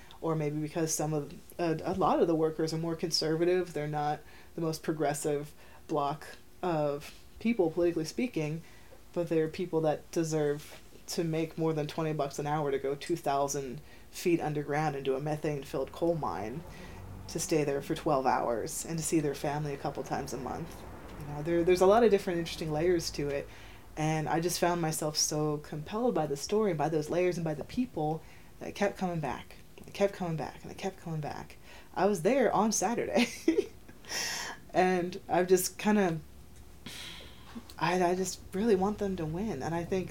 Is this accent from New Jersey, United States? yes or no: yes; New Jersey, United States; I'm from Jersey, but I'm from a really rural area